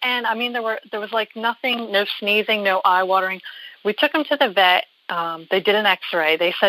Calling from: New Jersey, United States; I'm from New Jersey.

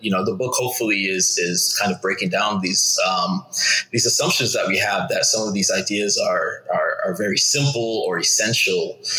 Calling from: Oakland, California, United States; I'm in Oakland, California.

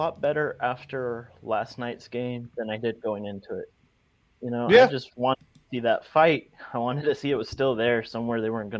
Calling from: Tucson, Arizona, United States; Tucson, Arizona.

